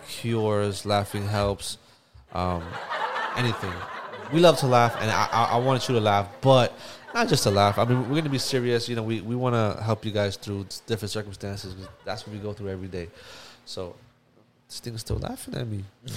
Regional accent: New York City, New York, United States; we grew up in East New York, Brooklyn, and we saw a lot of bad things in our lives.

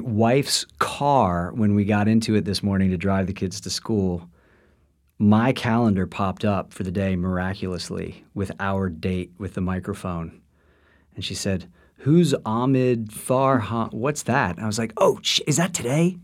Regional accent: Washington, District of Columbia, United States; I was born in, uh, the nation's capital of Washington, D C

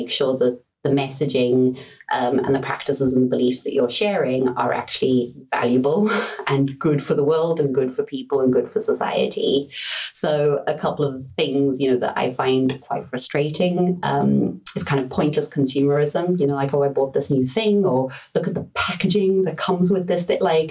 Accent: Johannesburg, Gauteng, South Africa; moved away; I was born and raised in South Africa

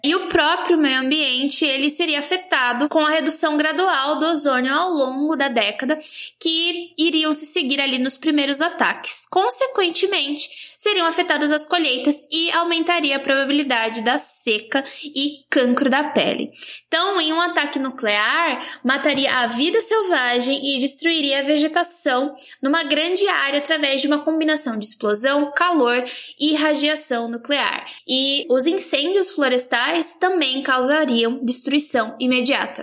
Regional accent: Baixada Santista, São Paulo, Brazil; now in Campinas, Brazil; sou da Baixada Santista

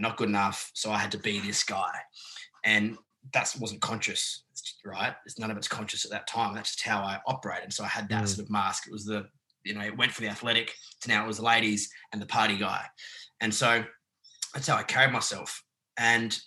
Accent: Adelaide, South Australia, Australia; moved away as an adult; also born or lived in Sydney; I grew up in Adelaide.

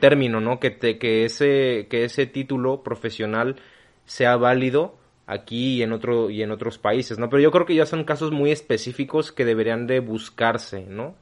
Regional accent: Mexico; Yo nunca he salido del país, yo nunca he salido de México

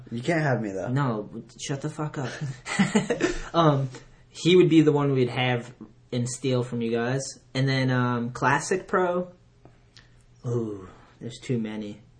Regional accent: Onset, Massachusetts, United States; I'm from Onset in Plymouth.

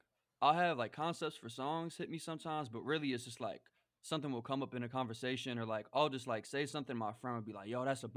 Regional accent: New York, United States; also born or lived in Chicago; growing up in New York

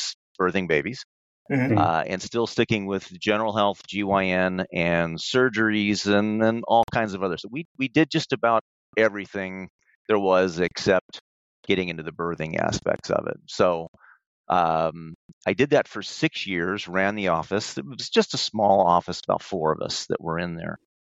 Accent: Phoenix, Arizona, United States; moved away as an adult; also born or lived in Fresno, California / Lodi, California / Pismo Beach, California; I was born in the Central Valley in Fresno, but I was raised here in Phoenix, where I live now.

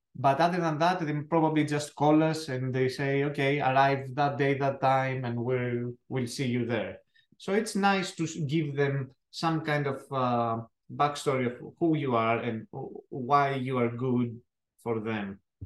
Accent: Athens, Attica, Greece; accent: thick accent; English is a second language; moved away as an adult; now in United States; I am uh, as I said from Greece. Uh, I was born in Athens

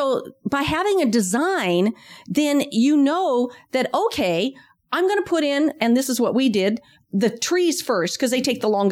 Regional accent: Washington, United States; now in Sacramento area, United States; I'm from Washington State.

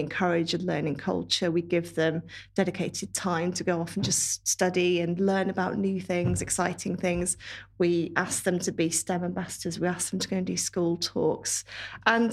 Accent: Worcestershire, West Midlands, United Kingdom; now in Shrewsbury, United Kingdom; I'm not far away. I'm from Worcestershire

